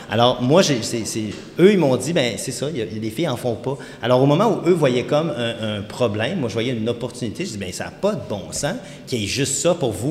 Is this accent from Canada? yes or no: yes; Quebec, Canada; Puis ma copine du temps, puis on vient du Saguenay, là, tu sais